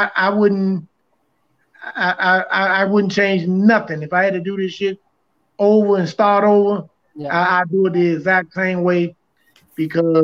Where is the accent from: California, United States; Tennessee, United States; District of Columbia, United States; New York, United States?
District of Columbia, United States; Washington; We grew up on Go-Go.